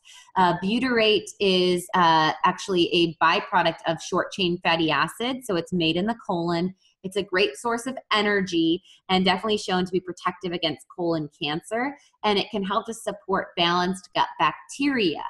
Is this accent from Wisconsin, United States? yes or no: yes; Wisconsin, United States; I am from Wisconsin